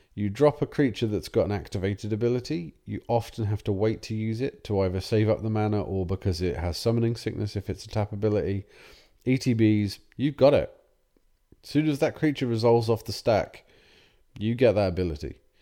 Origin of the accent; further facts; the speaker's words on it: England, United Kingdom; We're English.